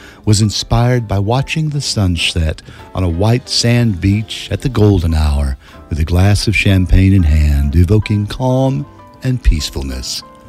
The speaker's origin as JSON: {"language": "English", "town": "Galax", "region": "Virginia", "country": "United States", "tie": "born or raised there", "moved": "yes", "said": "And you end up Galax, my hometown."}